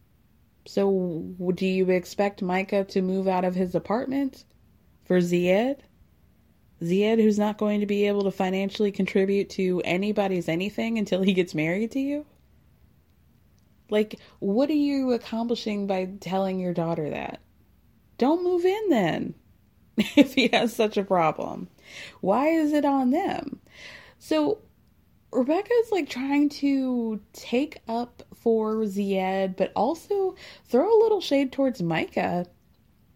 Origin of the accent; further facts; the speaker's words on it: United States; as an American